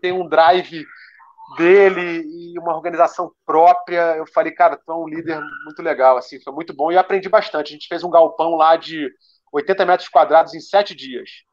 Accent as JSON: {"language": "Portuguese", "region": "Rio de Janeiro", "country": "Brazil", "said": "Eu, eu sou urbano, eu sou do Rio de Janeiro"}